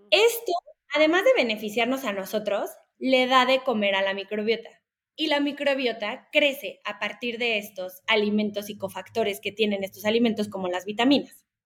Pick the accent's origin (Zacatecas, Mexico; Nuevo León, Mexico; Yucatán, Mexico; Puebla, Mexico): Puebla, Mexico; born there; Yo estaba, eh, nací en Puebla, pero bueno, ya van para allá.